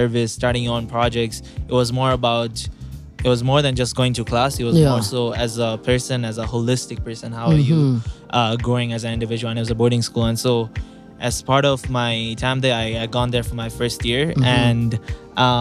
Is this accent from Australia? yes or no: no; Tanzania; moved away; also born or lived in Mombasa, Kenya; I was born and raised in Tanzania